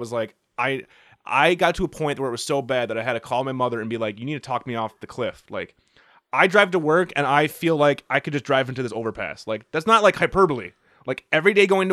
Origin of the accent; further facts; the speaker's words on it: United States; I'm an American